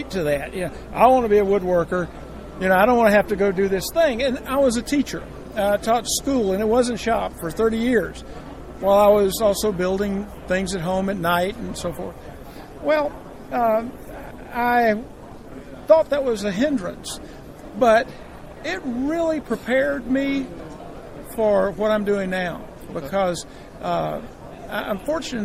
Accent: Columbus, Georgia, United States; the Chairmaker, and I'm from Columbus, Georgia

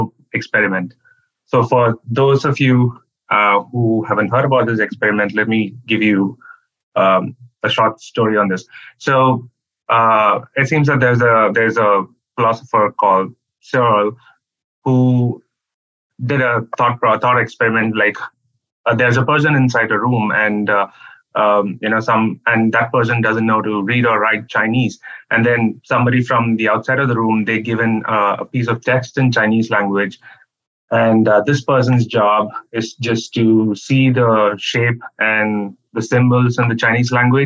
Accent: Chennai, Tamil Nadu, India; moved away as an adult; also born or lived in Arizona; I come from India, and the southern part of India, Chennai.

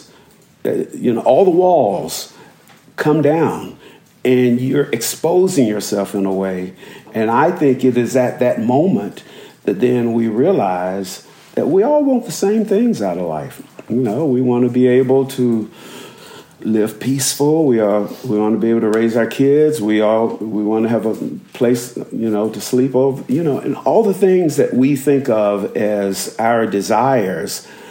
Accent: Montgomery, Alabama, United States; I was born in Montgomery, Alabama in 1957

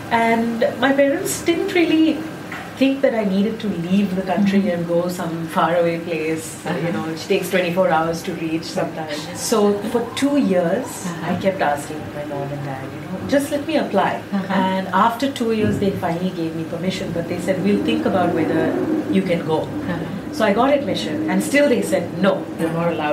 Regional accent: India; then, of course, I'm there from India.

